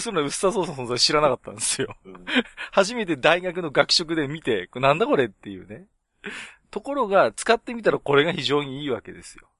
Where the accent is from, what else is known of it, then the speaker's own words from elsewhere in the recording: Tohoku, Japan; 僕も東北人なんで